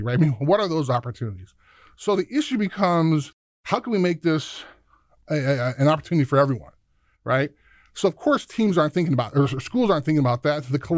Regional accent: Chicago, Illinois, United States; I grew up in Chicago

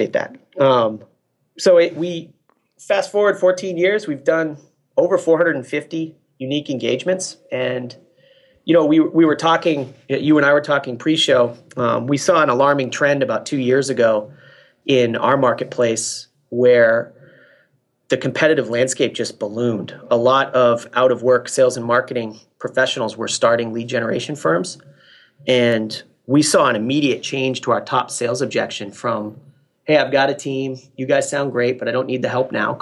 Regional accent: Massachusetts, United States; moved away as an adult; also born or lived in Newport Beach, California / San Diego, California; I grew up in Massachusetts

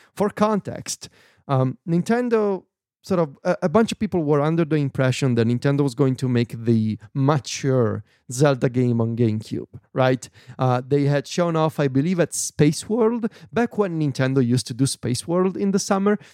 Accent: Viterbo, Lazio, Italy; English is a second language; my hometown in Viterbo

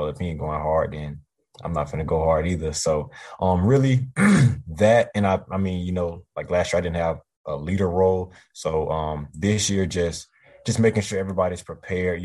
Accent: Eustis, Florida, United States; also born or lived in Leesburg, Florida; I'm from Eustis

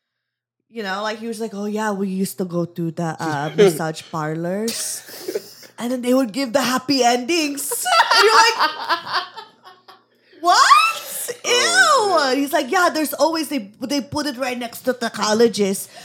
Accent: Valley Girl, California, United States; accent: Valley Girl; my Valley Girl accent

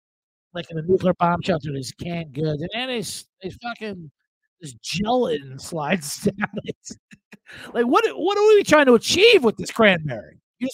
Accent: Ireland; As an Irishman, I can tell you, we got it mastered.

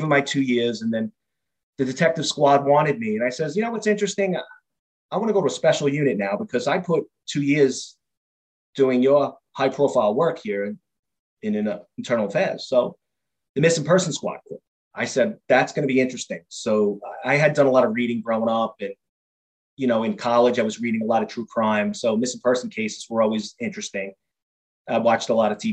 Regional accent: New York City, New York, United States; I grew up in Queens, New York.

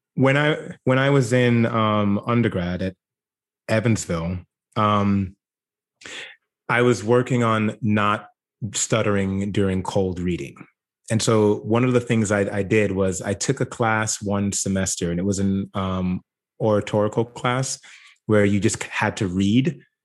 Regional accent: Jamaica; now in United States; growing up in Jamaica, I would be what Americans would consider poor

